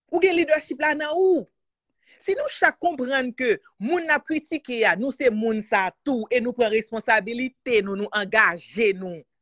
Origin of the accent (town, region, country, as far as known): Haiti; born or raised there